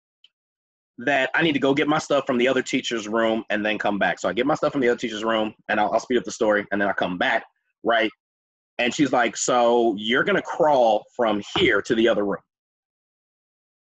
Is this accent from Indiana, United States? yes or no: no; Minneapolis, Minnesota, United States; I'm from Minneapolis. I grew up on 40th and Clinton, went to Washburn High School